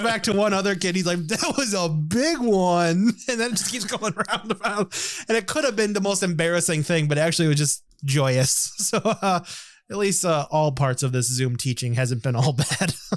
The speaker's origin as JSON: {"language": "English", "country": "United States", "said": "he picked me out as American right away"}